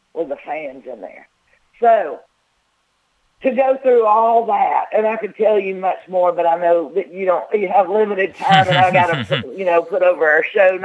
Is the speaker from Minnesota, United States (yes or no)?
no; Georgia, United States; I grew up in Georgia